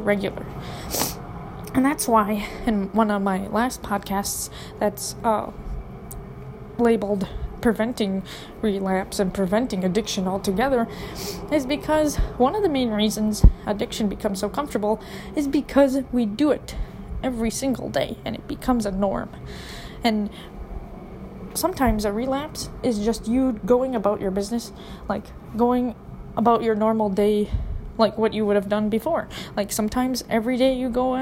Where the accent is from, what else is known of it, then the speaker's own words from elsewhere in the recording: Minneapolis, Minnesota, United States; I'm from Minneapolis, okay? Minneapolis, Minnesota